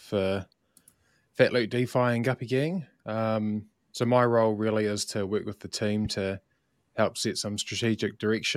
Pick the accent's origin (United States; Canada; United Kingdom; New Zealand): New Zealand; As you can maybe tell from my accent, I'm from sunny New Zealand